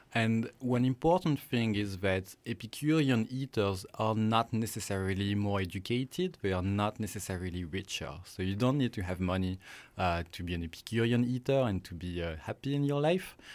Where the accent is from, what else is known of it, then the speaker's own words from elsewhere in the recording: France; accent: French; English is a second language; moved away as an adult; also born or lived in Singapore; now in British Columbia, Canada; I'm French, as you might guess from my accent